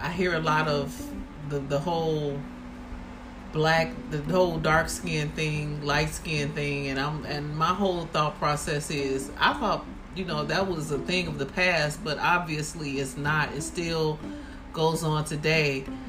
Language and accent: English; Chicago, Illinois, United States; growing up in Chicago